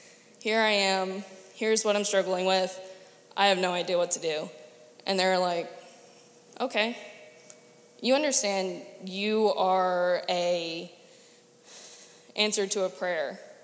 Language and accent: English; Andrews Air Force Base, Maryland, United States; born there; I was born on Andrews Air Force Base